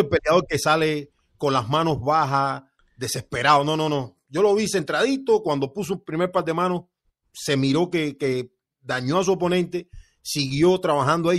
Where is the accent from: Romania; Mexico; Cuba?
Cuba; near Placetas, Villa Clara; moved away; de Placetas, un municipio que queda como a 20 kilómetros de donde yo nací